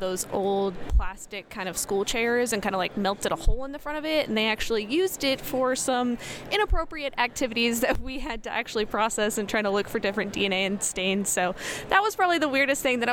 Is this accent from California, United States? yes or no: no; League City, Texas, United States; Texas, League City.